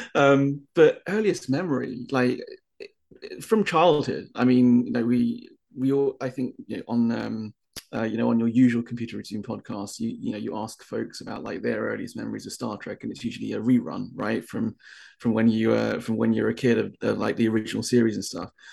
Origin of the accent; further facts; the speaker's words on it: United Kingdom; moved away; being a Brit